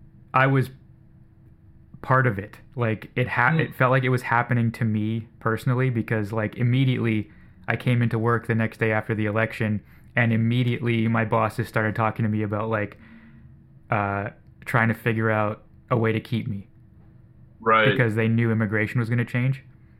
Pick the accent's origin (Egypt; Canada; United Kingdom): Canada; Burlington, Ontario; also born or lived in New York / Toronto